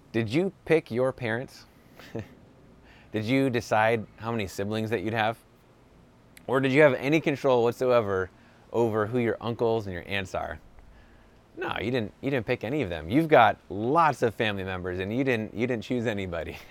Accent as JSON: {"language": "English", "region": "New York", "country": "United States", "tie": "born or raised there", "moved": "as an adult", "lives_now": "Southern California, United States", "said": "I grew up in New York, now I live in Southern California"}